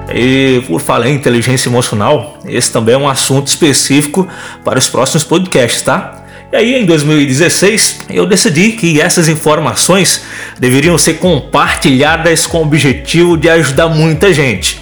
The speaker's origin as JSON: {"language": "Portuguese", "town": "João Pessoa", "region": "Paraíba", "country": "Brazil", "tie": "born or raised there", "said": "sou um paraibano sonhador mais pernambucano que você vai conhecer, tá? Nasci em João Pessoa"}